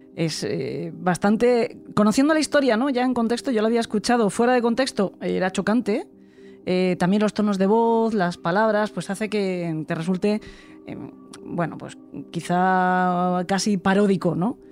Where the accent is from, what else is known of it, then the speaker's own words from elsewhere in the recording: San Vicente del Raspeig, Valencian Community, Spain; Yo soy de Alicante, … también. De hecho, somos los dos de San Vicente del Raspey